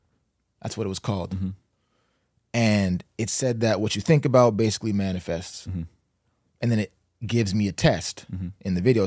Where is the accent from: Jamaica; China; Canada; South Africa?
Canada; St. John's, Newfoundland and Labrador; born there; I was born in St. John's, Newfoundland.